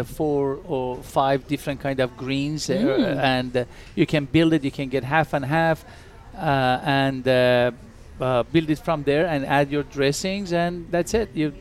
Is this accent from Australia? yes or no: no; Iran; also born or lived in Turkey; now in Las Vegas, United States; I'm originally from Iran, but I lived in Turkey a couple of years before I come over here